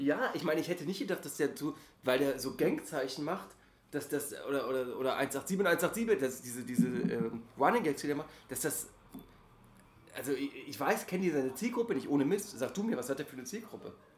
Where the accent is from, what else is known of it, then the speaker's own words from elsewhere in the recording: Germany; ich bin ja gerade der einzige äh, Deutsche